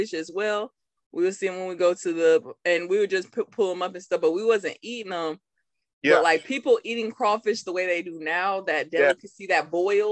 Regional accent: Burlington, Iowa, United States; now in San Antonio, United States; my hometown, Burlington

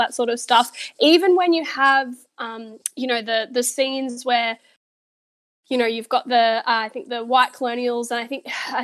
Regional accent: Australia; I am an Australian

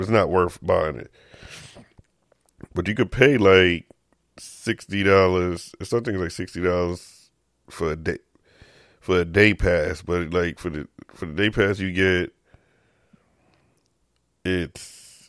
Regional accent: New York, United States; I'm a dude from New York

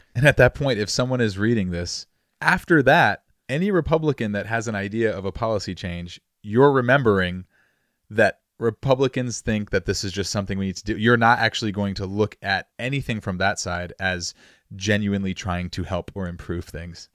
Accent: Massachusetts, United States; I'm from Massachusetts, and I got my L T C a few years ago

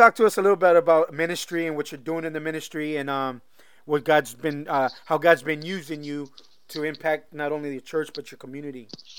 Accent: Norwalk, California, United States; also born or lived in Perris, California; When I was in sixth grade, my mom married a guy. Amen. And we moved from Norwalk, where I grew up, to Paris, California.

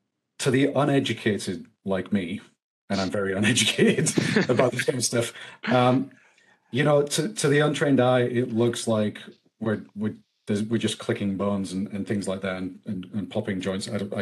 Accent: England, United Kingdom; now in United States; I came from England. I'm still trying to figure some of this stuff out.

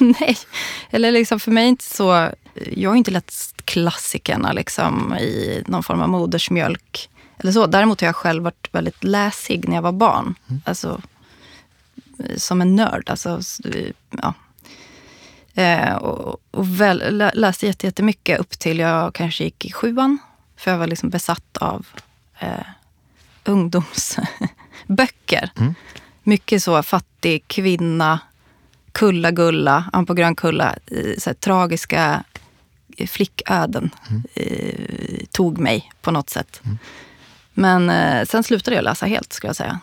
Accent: Borlänge, Dalarna County, Sweden; moved away; also born or lived in Stockholm; jag kommer ju från eh, eh Borlänge

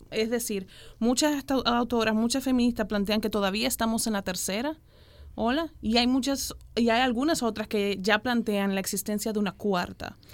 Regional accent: Dominican Republic; yo tengo como mujer dominicana y caribeña

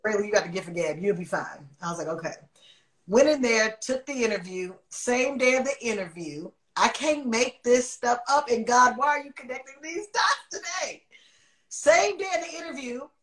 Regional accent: Oakland, California, United States; moved away as an adult; now in Los Angeles, United States; I'm from Oakland.

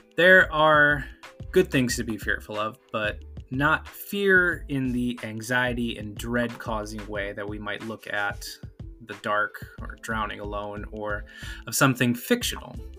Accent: the Great Lakes region in the Midwest, United States; growing up on the Great Lakes

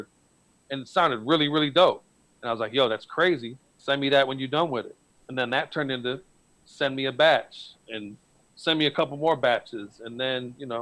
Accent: Detroit, Michigan, United States; I'm from Detroit

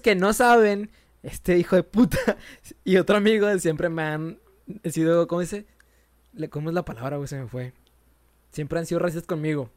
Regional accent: Monterrey, Nuevo León, Mexico; A Regio, en Monterrey. Eh, nos dicen que tenemos nuestro propio dialecto

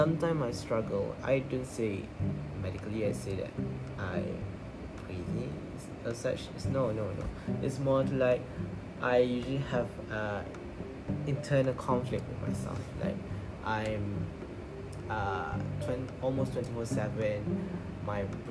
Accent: Malaysia; I'm from Malaysia, of course. This is your basic Malaysia, Malay nerd guy

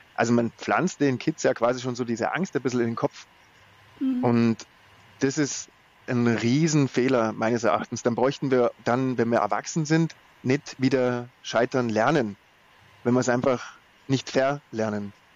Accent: Germany; bei uns in Deutschland

